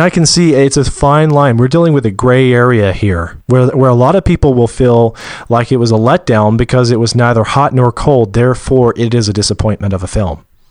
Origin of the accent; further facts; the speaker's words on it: Georgia, United States; I was born and raised in Georgia, and I just gotta note, my dad was too, and he doesn't have a Georgia accent